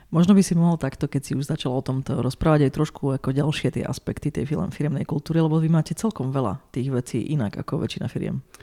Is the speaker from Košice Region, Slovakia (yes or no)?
yes; Košice, Košice Region, Slovakia; Ja som Košičan